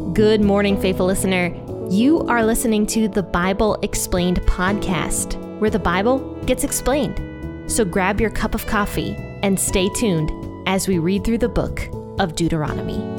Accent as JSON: {"language": "English", "region": "Ohio", "country": "United States", "tie": "born or raised there", "said": "my home state of Ohio"}